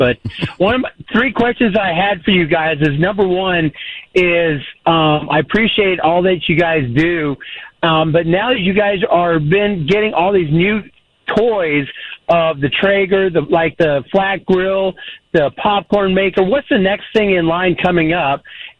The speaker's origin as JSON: {"language": "English", "region": "California", "country": "United States", "lives_now": "Texas, United States", "said": "I'm from the Bay Area as well, or born from the Bay Area, so I'll just piggyback."}